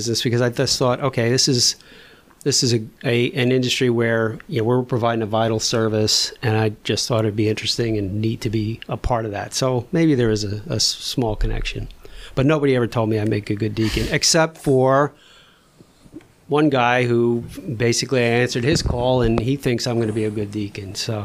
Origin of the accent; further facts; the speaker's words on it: New Jersey, United States; now in Sicklerville, United States; I grew up in North Jersey, you know, in a traditional Polish Roman Catholic parish